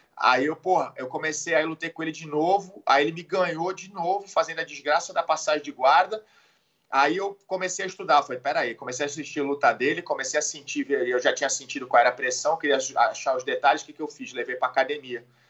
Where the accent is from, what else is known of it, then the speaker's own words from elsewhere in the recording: Santos, São Paulo, Brazil; also born or lived in Jupiter, Florida; sou de Santos, nascido em Santos